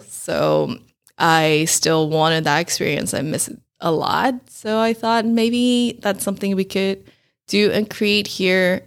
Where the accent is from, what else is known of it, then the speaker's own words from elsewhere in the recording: Taiwan; moved away as an adult; also born or lived in Taipei, Taiwan; now in Rochester, United States; I was born and raised in Taiwan, and I moved to Rochester, Minnesota about five years ago directly from Taipei, Taiwan.